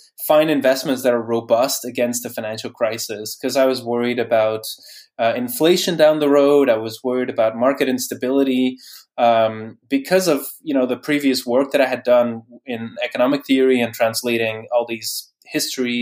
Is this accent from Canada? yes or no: no; Bruges, Flanders, Belgium; moved away as an adult; also born or lived in Norway / Netherlands; I grew up in Bruges in Belgium.